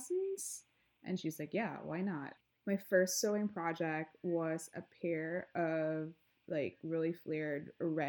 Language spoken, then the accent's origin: English; Mimaropa, Philippines; moved away; I grew up in this island called Palawan